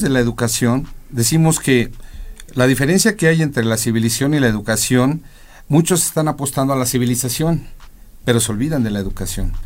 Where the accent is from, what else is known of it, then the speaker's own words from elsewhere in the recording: Mexico; yo soy mexicano a mucha honra